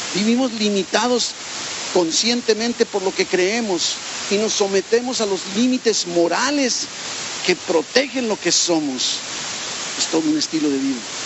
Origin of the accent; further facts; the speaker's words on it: Mexico; como mexicanos, como hispanos, pero más como mexicanos